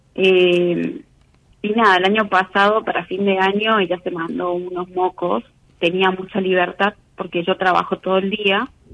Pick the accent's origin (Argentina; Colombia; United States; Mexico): Argentina; Misiones; moved away as an adult; now in Córdoba, Argentina; yo soy de Misiones, pero estoy viviendo en Córdoba